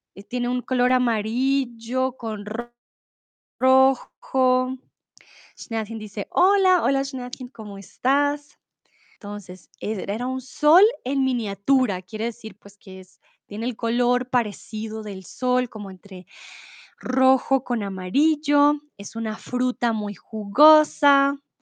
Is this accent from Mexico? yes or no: no; Bogotá, Colombia; Soy de Colombia, de Bogotá